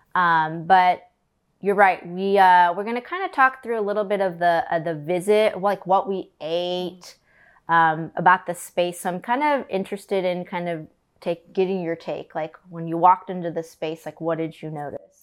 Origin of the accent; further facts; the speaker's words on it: Collinsville, Illinois, United States; moved away; My hometown is Collinsville, Illinois.